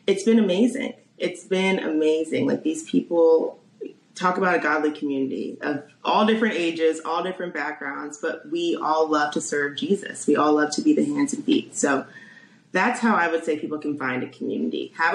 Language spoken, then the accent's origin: English; Columbia, Maryland, United States; moved away as an adult; also born or lived in Washington, D.C. / St. Louis; now in Chicago, United States; I'm from Maryland. So born there, raised there, was there my whole life